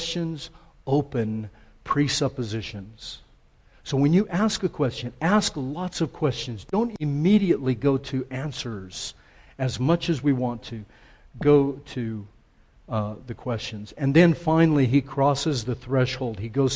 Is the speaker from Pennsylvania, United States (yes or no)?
no; El Paso, Texas, United States; born or raised there